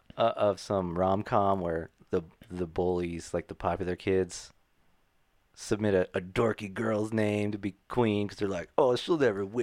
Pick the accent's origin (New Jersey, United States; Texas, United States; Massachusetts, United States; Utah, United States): Utah, United States; accent: Utah; That might be my Utah accent.